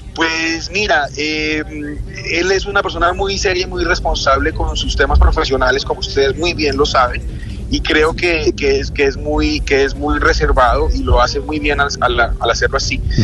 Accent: Colombia; nuestro país

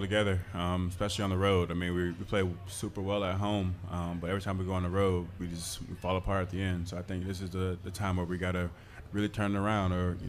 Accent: 25 minutes from Tampa, Florida, United States; moved away; 25 minutes away from my hometown is where they played at.

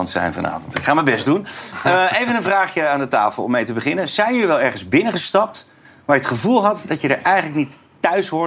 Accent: Amsterdam, North Holland, Netherlands; Ik als Amsterdammer

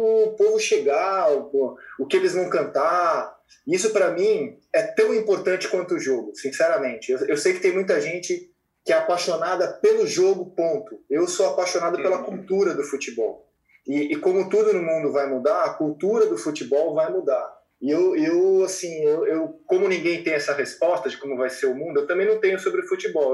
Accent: São Paulo, Brazil; eu sou de São Paulo

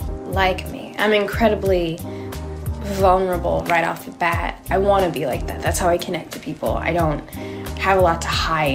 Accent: Australia; now in New York, United States; Growing up in Australia, and growing up, I think, also particularly in a very abusive household

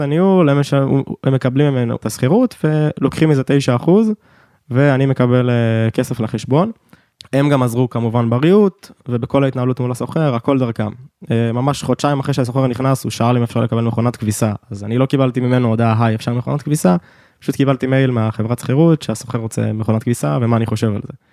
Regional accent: Ness Ziona, Central District, Israel; אני במקור מנס ציונה

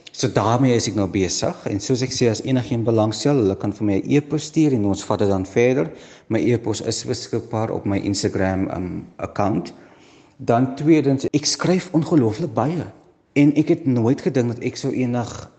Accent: Stellenbosch, Western Cape, South Africa; ek is gebore in Stellenbosch um, daar groot geword, skool gegaan.

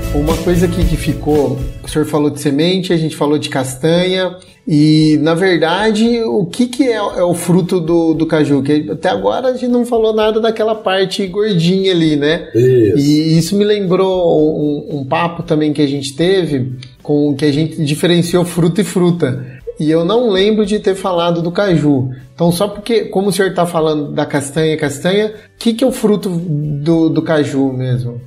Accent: Jundiaí, São Paulo, Brazil; porque eu sou de Jundiaí

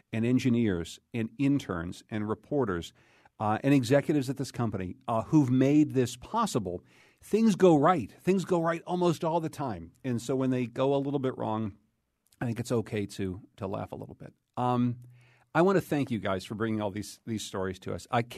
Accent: Pittsburgh, Pennsylvania, United States; moved away as an adult; also born or lived in Boston; now in Connecticut, United States; It was at my first radio job at WDUQ in Pittsburgh. That's my hometown, as you probably know.

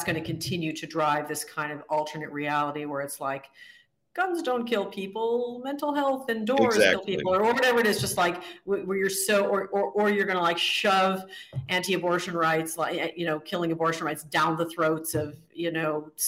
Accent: Midwest, United States; now in Santa Monica, United States; I'm from the Midwest

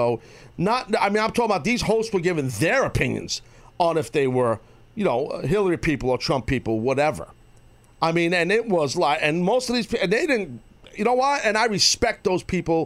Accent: United States; as an American.

